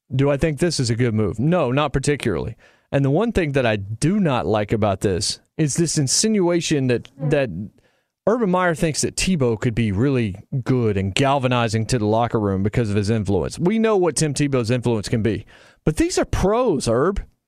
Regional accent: Winston-Salem, North Carolina, United States; also born or lived in Virginia; I was born in Virginia, but grew up in Winston-Salem, North Carolina, five miles-ish away from Wake Forest

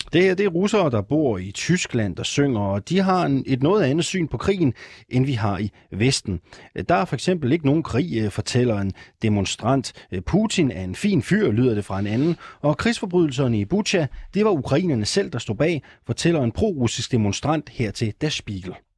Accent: Jutland, Denmark; Jeg er jyde

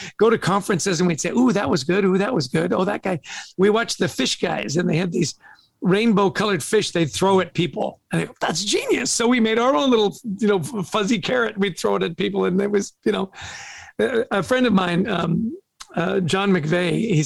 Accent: Vancouver, British Columbia, Canada; also born or lived in Edmonton, Alberta; So we're both Canadian. I was born in Edmonton, grew up in Vancouver

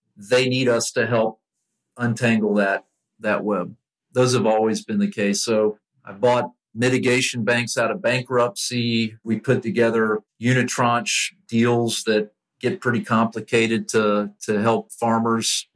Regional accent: Lakeland, Florida, United States; I grew up here in Lakeland where Publix was founded and the corporate headquarters are located

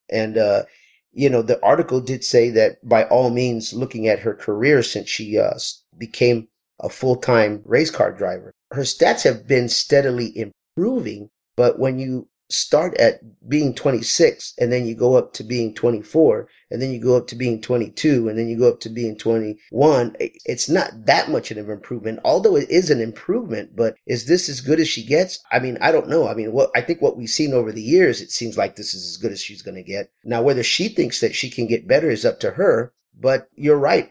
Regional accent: Texas, United States; moved away as an adult; now in Southern California, United States; I am from Texas originally

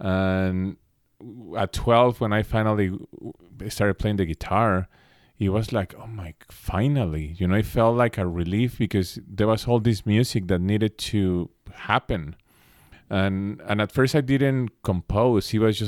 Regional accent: Mexico City, Mexico; moved away as an adult; now in Los Angeles, United States; In 19, I moved to LA. Mm-hmm. That's when I moved to the States, which is pretty young for a Mexican actually to leave the household.

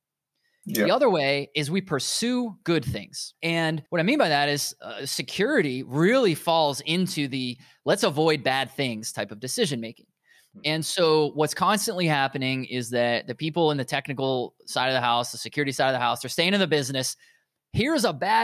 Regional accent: United States; accent: American; I'm obviously American, as you can guess by my accent.

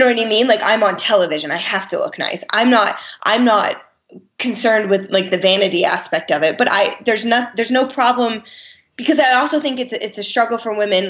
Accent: Lehigh Valley, Pennsylvania, United States; also born or lived in New Jersey; I'm from uh, an area in Pennsylvania, the Lehigh Valley

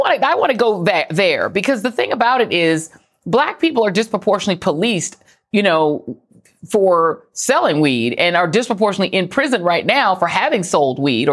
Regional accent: Denver, Colorado, United States; moved away; also born or lived in Brooklyn, New York; I grew up in Denver, Colorado. You know, I'm from Brooklyn, but I grew up in Denver.

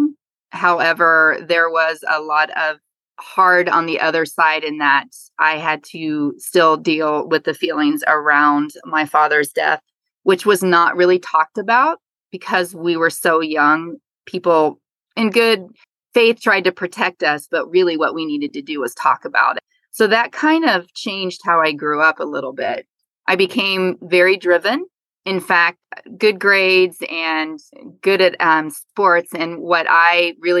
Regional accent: Ohio, United States; I am a Midwest girl at heart. I grew up in Ohio in the same house for 18 years

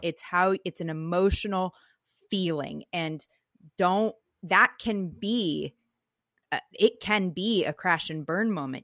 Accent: Silicon Valley, Bay Area, California, United States; I grew up in Silicon Valley

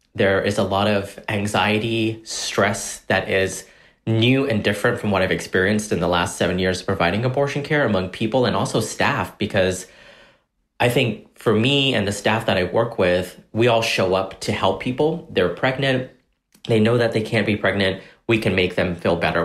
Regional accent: Corsicana, Texas, United States; growing up in Corsicana, uh, being we were undocumented at the time

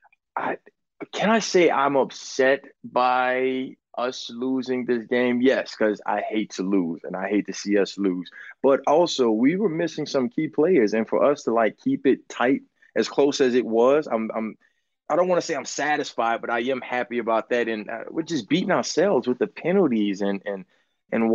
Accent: New Orleans, Louisiana, United States; I'm from New Orleans

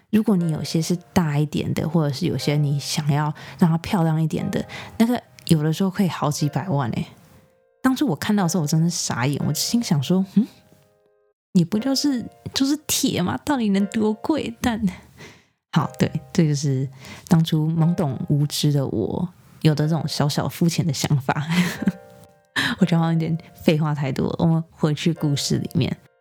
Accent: Taiwan; moved away; also born or lived in United States; 像我这种，就是可能从小在台湾长大，然后搬去美国的

